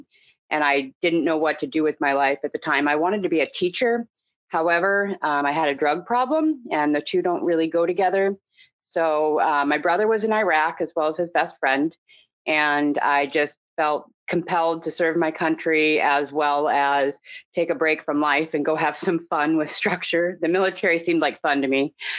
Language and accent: English; Portland, Oregon, United States; also born or lived in Indianapolis, Indiana; I was born in Indianapolis, Indiana, and at 3 years old, I moved to Portland, Oregon with my family, which is where I grew up. I grew up in a commune or cult, not the kind that you see on TV, but just a religious organization of sort of hippies